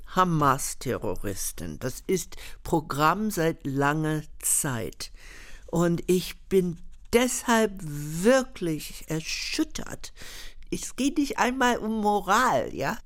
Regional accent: United States; moved away; Ich bin in der Bürgerrechtsbewegung groß geworden und danach haben die meisten Juden gehandelt, damals in den USA.

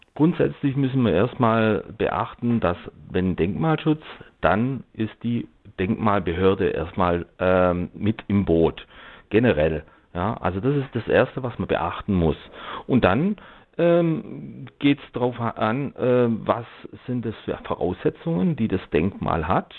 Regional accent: Black Forest, Baden-Württemberg, Germany; ich komme jetzt zum Beispiel aus dem Schwarzwald

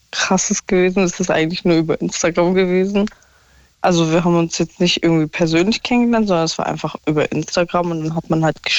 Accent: Stuttgart, Baden-Württemberg, Germany; also ich komme ja aus Stuttgart und er aus Berlin.

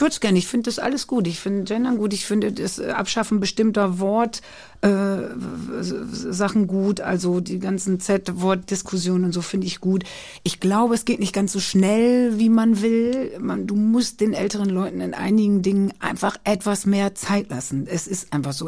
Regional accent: Köhlen, Lower Saxony, Germany; geboren bin ich als Niedersächsin

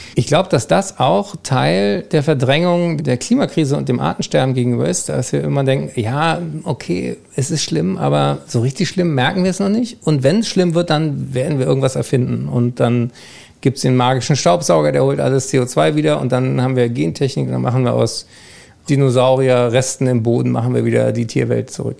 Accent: Germany; wir eigentlich als Deutsche

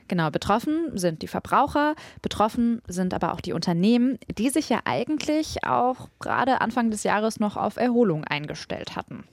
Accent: Ruhr area, North Rhine-Westphalia, Germany; Ich komme ja aus dem Ruhrgebiet

